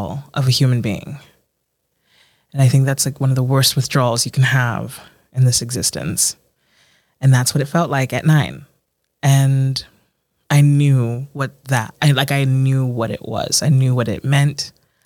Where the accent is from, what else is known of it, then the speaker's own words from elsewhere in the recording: Baltimore, Maryland, United States; as a child growing up on the East Coast, as a first generation Ghanaian American